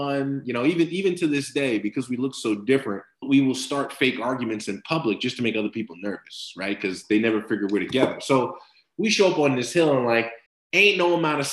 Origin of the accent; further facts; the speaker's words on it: New Jersey, United States; growing up in New Jersey, We got snow in the wintertime